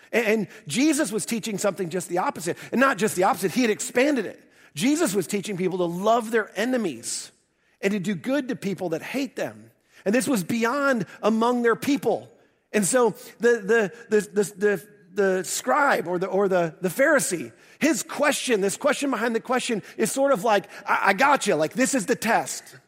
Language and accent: English; the North, United States; moved away; also born or lived in the South (US); I'm a transplant to the South. Um, I grew up in the North